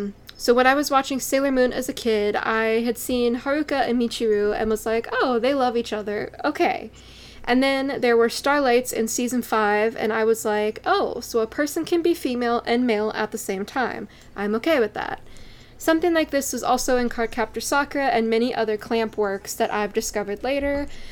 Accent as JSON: {"language": "English", "country": "Ukraine", "said": "I'm personally from Ukraine, but the influence of these anime go beyond Ukraine, Russia, or Belarus, etc."}